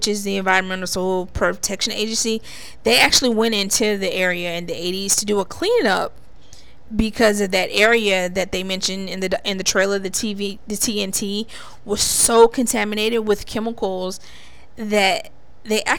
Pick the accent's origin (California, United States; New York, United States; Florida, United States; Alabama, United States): Alabama, United States; my neck of the woods from Alabama